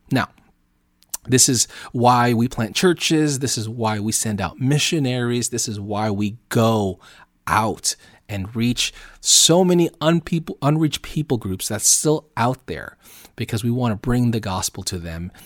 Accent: Southern California, United States; also born or lived in Oceanside; living out here in America and where I'm from, Southern California

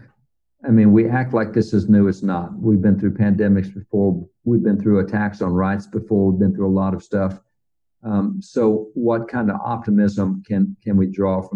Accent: Texas, United States; I'm from Texas.

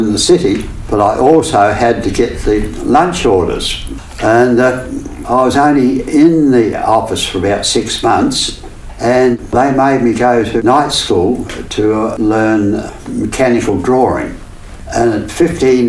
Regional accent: Adelaide, South Australia, Australia; In Adelaide.

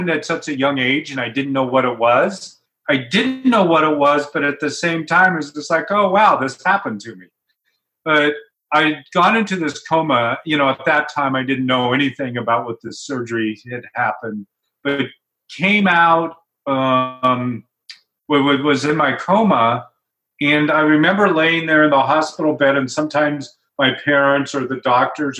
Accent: Portland, Oregon, United States; I grew up in Portland, Oregon, a pretty typical kid

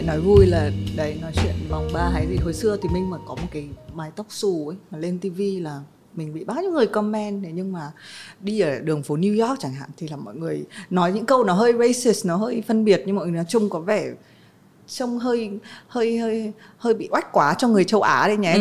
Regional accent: Vietnam; mình là người Việt Nam

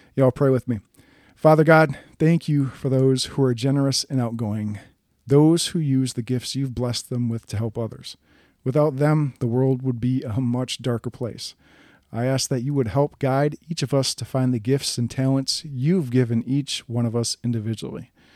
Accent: Wisconsin, United States; I'm from Wisconsin.

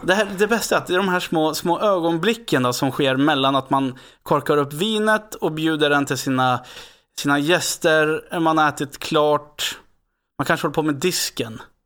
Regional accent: Västerås, Västmanland, Sweden; jag är från Västerås

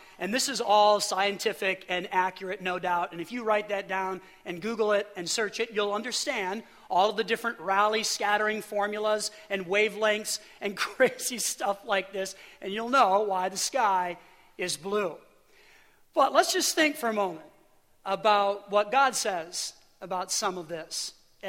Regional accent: Illinois, United States; now in Pennsylvania, United States; I grew up in Illinois for a good portion of my life

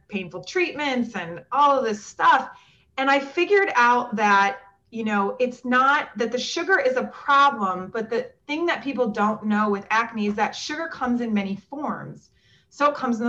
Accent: Minnesota, United States; moved away; also born or lived in the South; I grew up in Minnesota

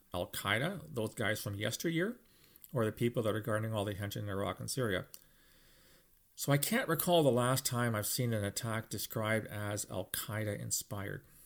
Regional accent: London, Ontario, Canada; my hometown, London, Ontario

